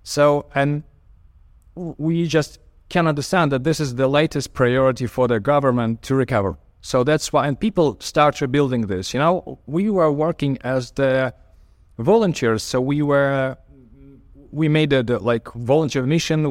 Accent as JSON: {"language": "English", "region": "Kyiv", "country": "Ukraine", "said": "a architect from Kyiv."}